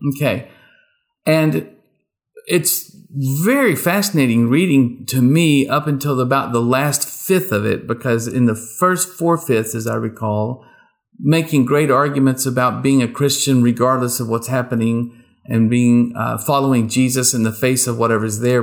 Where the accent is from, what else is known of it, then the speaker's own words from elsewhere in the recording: rural East Texas, United States; I grew up in rural East Texas